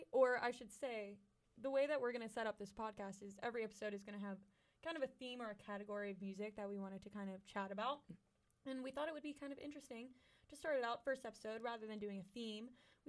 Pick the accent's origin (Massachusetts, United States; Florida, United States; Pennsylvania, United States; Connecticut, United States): Pennsylvania, United States; Pittsburgh; moved away as an adult; also born or lived in Auburn, Alabama; I'm from Pittsburgh, Pennsylvania.